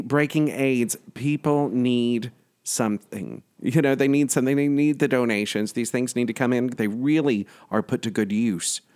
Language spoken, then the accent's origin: English; the South, United States; now in New York, United States; growing up in the South